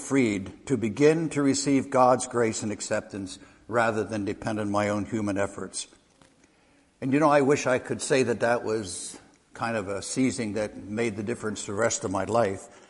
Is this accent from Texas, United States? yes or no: no; Lansdale, Pennsylvania, United States; moved away as an adult; also born or lived in Indiana / Sellersville, Pennsylvania / Harleysville, Pennsylvania; now in Lancaster County, Pennsylvania, United States; I was born in Lansdale, Pennsylvania, east of here